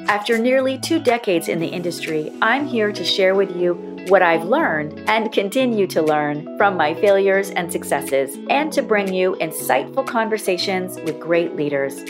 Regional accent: Florida, United States; When I was a very little girl growing up in Florida

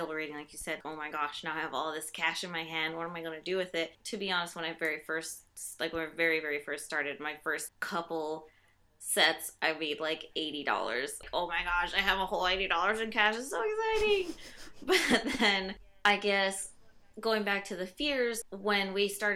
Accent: Midwest, United States; moved away as an adult; now in East Coast, United States; I am from the Midwest, as with Darby and Charlie here

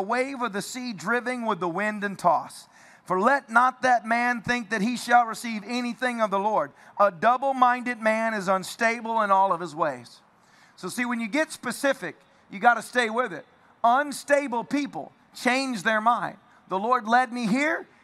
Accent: Tennessee, United States; I'm from Tennessee

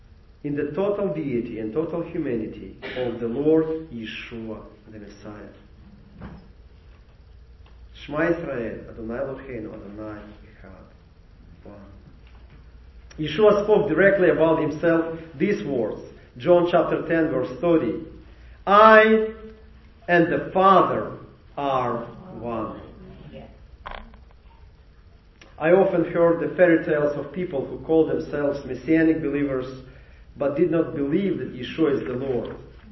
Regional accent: Mykolaiv, Mykolaiv Oblast, Ukraine; And you know, we came from Nikolaev, Ukraine.

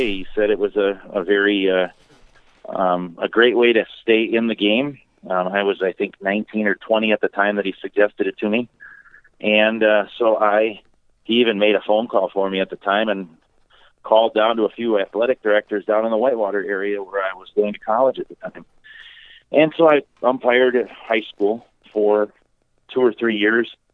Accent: Two Rivers, Wisconsin, United States; also born or lived in Milwaukee, Wisconsin; now in Beaver Dam, United States; my hometown of Two Rivers. And yes, I said Two Rivers, not Trivers. Um, it took me a long time to get rid

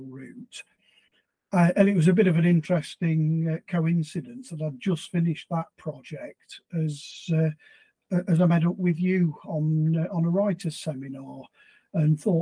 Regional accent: Nottinghamshire, East Midlands, United Kingdom; I grew up in Nottinghamshire

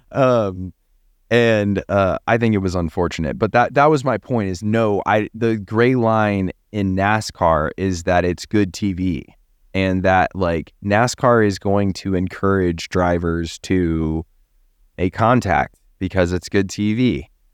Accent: Texas, United States; I'm from Texas

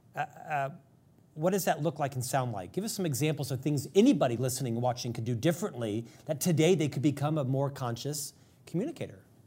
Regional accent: United States; as an American

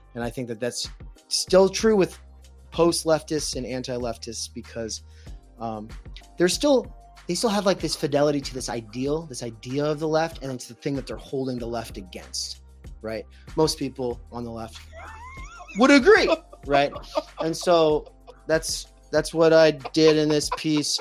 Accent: Spokane, Washington, United States; moved away; I come from the Spokane music scene

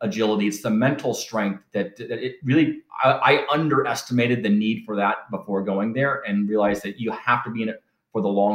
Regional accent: Southern California, United States; moved away as an adult; I was from Southern California, where I was from

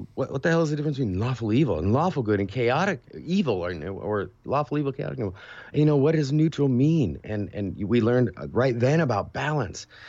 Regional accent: California, United States; I grew up in California

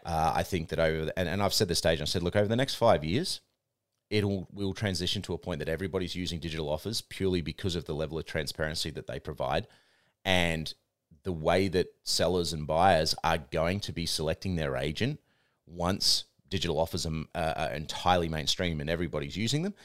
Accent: New Zealand; now in Australia; I'm Aussie born, but my, my parents were Kiwi, so I grew up in New Zealand

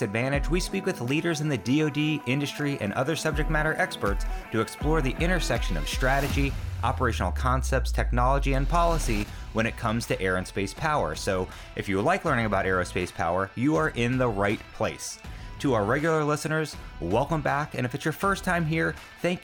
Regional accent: New York, United States; I grew up in New York

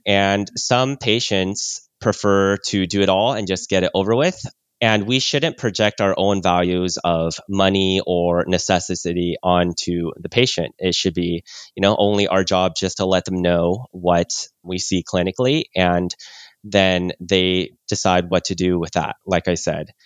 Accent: California, United States; born or raised there; also born or lived in Oklahoma

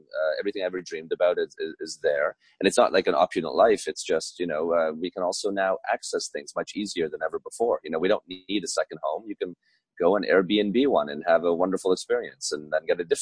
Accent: Budapest, Hungary; now in Trenton, United States; I was born in 1982 in Budapest, which at the time was still communist, under the Iron Curtain.

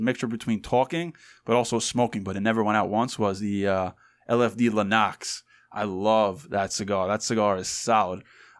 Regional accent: New York, United States; accent: New York; we're from New York and not Boston.

